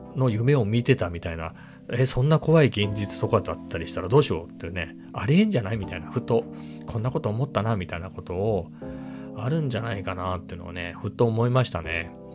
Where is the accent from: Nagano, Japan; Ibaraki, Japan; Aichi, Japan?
Ibaraki, Japan; 僕茨城なんですけど実家が